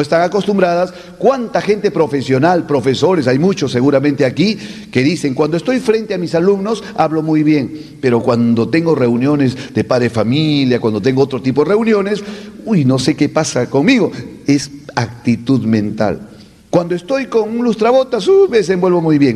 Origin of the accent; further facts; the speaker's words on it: Peru; no soy de Perú